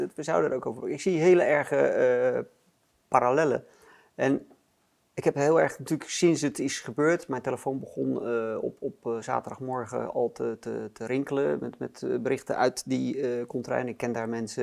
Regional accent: Netherlands; als Nederlanders

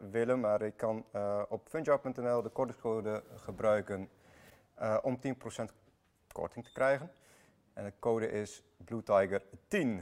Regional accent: Iraq; also born or lived in Armenia (ancestry); now in Netherlands; Ben ik zelf geboren in Irak

